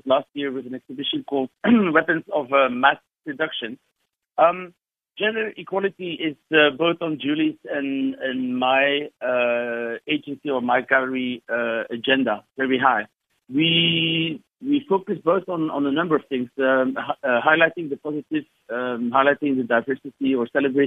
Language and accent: English; Belgium; now in South Africa; I have an accent. I'm originally from Belgium.